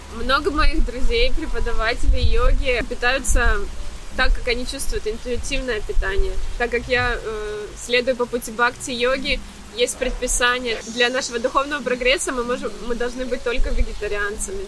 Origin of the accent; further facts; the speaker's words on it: Mariupol, Donetsk Oblast, Ukraine; moved away as an adult; also born or lived in Athens, Greece / Dubai, UAE; now in Cyprus; Я из Украины, из э, Мариуполя. Гречанка по происхождению.